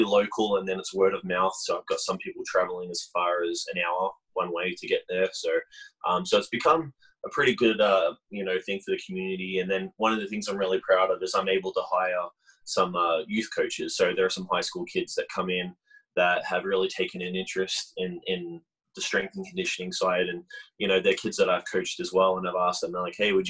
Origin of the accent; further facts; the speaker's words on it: Melbourne, Victoria, Australia; moved away as an adult; also born or lived in Hamilton, New Zealand; now in Utah, United States; I was born in New Zealand, in Hamilton on the North Island. And then when I was about three or so, my parents relocated to Melbourne in Australia. And that's where I grew up.